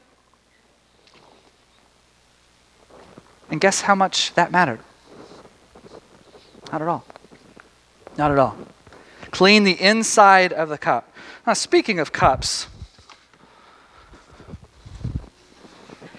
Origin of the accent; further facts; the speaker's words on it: Tyler, Texas, United States; moved away; I grew up in Tyler, Texas.